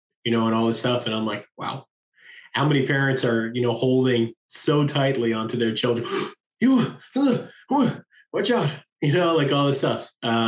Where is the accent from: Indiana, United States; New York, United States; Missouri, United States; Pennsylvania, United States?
New York, United States; I'm from New York.